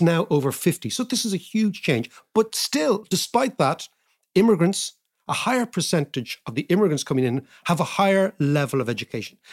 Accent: Ireland; being Irish

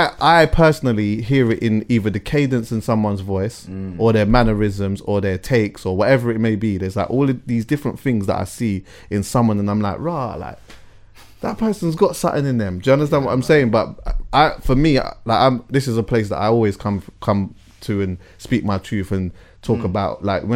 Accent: London, United Kingdom; I loved growing up in London, to be honest with you.

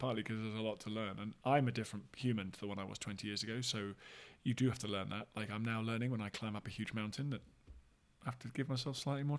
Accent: London, United Kingdom; all this kind of stuff that maybe I hadn't had exposure to growing up in Southwest London, a kind of suburb.

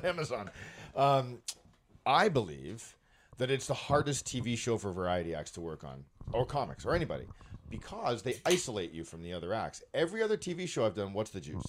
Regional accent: Brampton, Ontario, Canada; I live in Brampton and I grew up in Brampton.

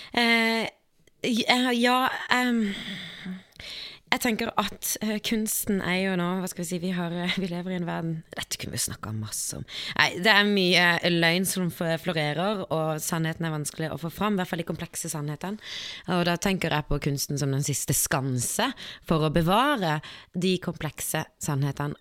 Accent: Kristiansand, Agder, Norway; jeg er fra Kristiansand

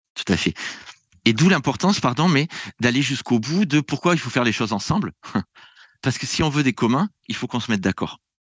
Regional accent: France; moved away; je viens de France

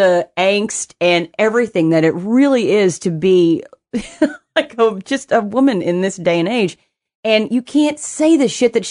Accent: Knoxville, Tennessee, United States; moved away; also born or lived in Kentucky; I was born and raised in Knoxville, which is an hour from Nashville

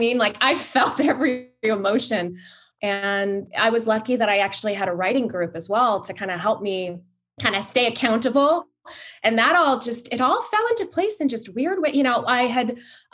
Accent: Hawaii, United States; I'm from Hawaii

